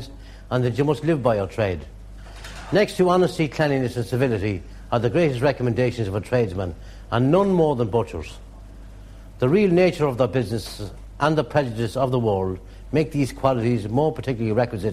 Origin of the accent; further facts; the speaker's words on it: Drogheda, Leinster, Ireland; I was born and raised in Drogheda. All my family are in the town.